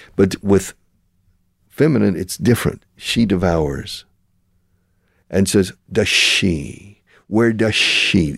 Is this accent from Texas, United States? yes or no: yes; Houston, Texas, United States; I was born in Houston